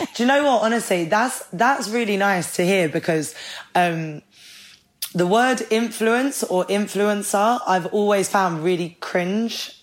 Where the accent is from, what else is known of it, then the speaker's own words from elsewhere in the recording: Ireland; I'm Irish.